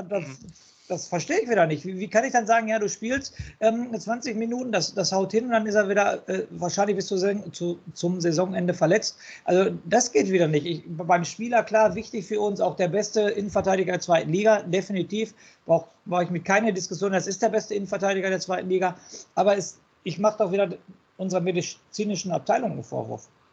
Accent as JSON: {"language": "German", "town": "Castrop-Rauxel", "region": "North Rhine-Westphalia", "country": "Germany", "tie": "born or raised there", "said": "der hat den Namen meiner Geburtsstadt"}